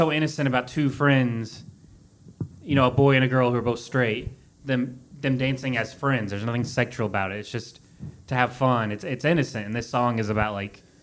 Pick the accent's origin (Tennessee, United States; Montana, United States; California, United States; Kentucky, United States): Kentucky, United States; where we grew up in Kentucky